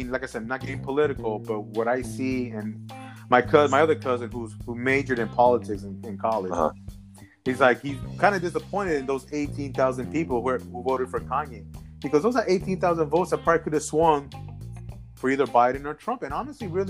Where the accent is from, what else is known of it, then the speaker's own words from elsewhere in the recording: New York, United States; also born or lived in Colombia; Because I was born in New York. I'm from New York. I was born in New York. I'm fucking from here